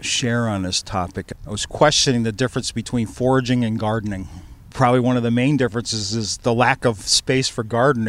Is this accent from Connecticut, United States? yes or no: yes; Niantic, Connecticut, United States; I grew up in Nyanic.